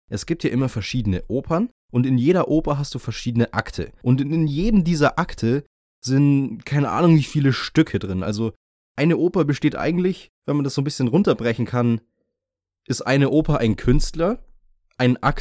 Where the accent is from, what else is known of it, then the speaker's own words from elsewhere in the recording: Bavaria, Germany; Für mich als Bayer ist es wirklich undenkbar, eine Zeit zu durchleben, in der Alkohol illegal ist.